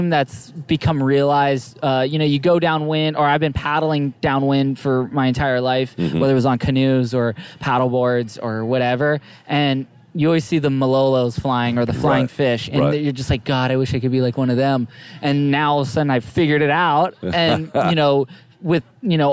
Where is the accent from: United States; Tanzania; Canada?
United States; Maui, Hawaii; growing up on Maui